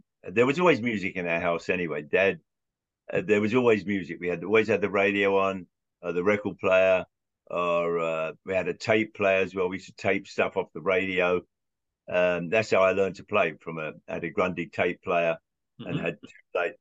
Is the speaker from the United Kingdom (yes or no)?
yes; London, United Kingdom; moved away; I was the only 12-year-old kid in Southwest London